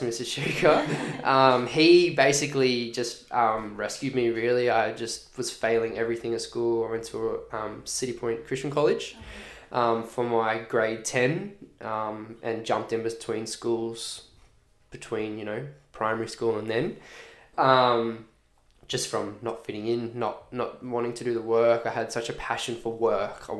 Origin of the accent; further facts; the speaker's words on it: Redland City, Queensland, Australia; also born or lived in Boulia, Queensland (ancestral, Pitta Pitta); Born and raised on Quandamooka Country here in the Redlands